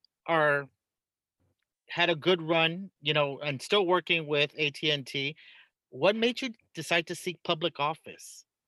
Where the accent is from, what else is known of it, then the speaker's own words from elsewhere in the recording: Brownsville, Texas, United States; moved away; When I grew up in Brownsville, Texas, I loved my hometown. It was a small community with a proud tradition of celebrating both American and Mexican culture.